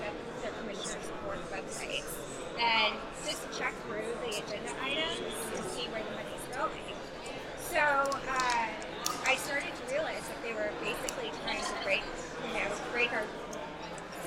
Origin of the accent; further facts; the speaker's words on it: Houston, Texas, United States; also born or lived in Santa Fe; I was born and raised there.